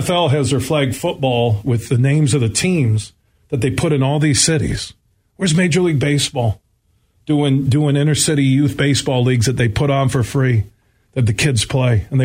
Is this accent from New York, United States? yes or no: no; Grand Rapids, Michigan, United States; growing up in Burton Heights, just down the street here from 96-1 the game